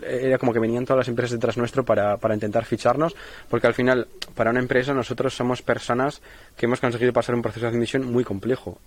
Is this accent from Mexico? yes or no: no; Spain; moved away as an adult; now in Groningen, Netherlands; los españoles somos